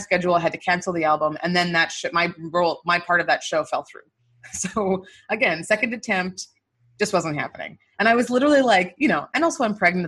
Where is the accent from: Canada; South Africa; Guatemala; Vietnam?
Canada; Winnipeg, Manitoba; moved away as an adult; also born or lived in Nigeria; now in United States; in Winnipeg, my hometown